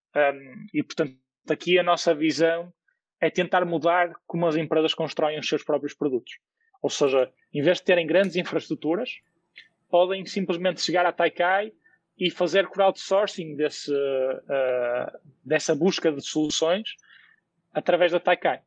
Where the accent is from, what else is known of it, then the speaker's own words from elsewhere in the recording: Porto, Norte, Portugal; eu nasci no Porto e, portanto, sou, sou do Porto e, portanto, estudei também no Porto